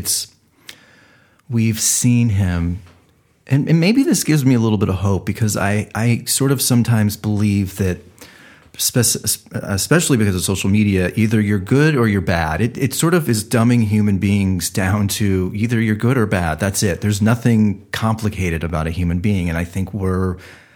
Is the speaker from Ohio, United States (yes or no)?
yes; Cleveland, Ohio, United States; I'm from Cleveland